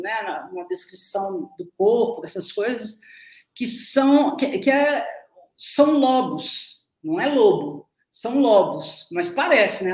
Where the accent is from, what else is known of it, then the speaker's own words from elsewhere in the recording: interior of Minas Gerais, Brazil; no interior de Minas Gerais, nos anos 60 e 70, a pessoa falava comigo